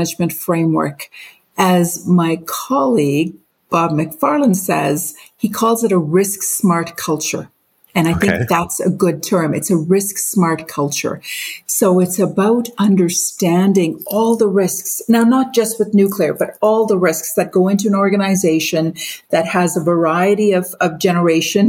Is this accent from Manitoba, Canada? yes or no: yes; Brandon, Manitoba, Canada; also born or lived in Mumbai, India / Pakistan / Winnipeg, Canada / Alberta, Canada; started growing up in India and Pakistan, continued growing up in Brandon